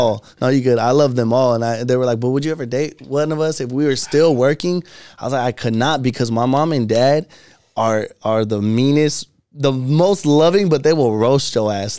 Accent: Phoenix, Arizona, United States; we're all from Phoenix

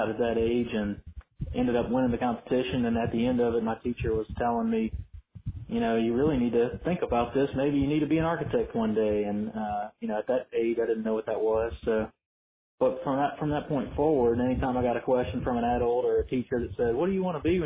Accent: Baton Rouge, Louisiana, United States; I grew up in Baton Rouge

